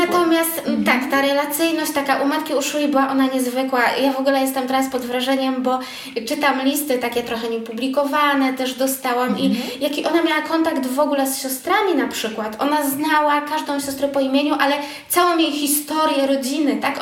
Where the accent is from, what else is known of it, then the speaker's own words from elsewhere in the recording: Łódź Voivodeship, Poland; ja pochodzę z takiej małej parafii niedaleko Łodzi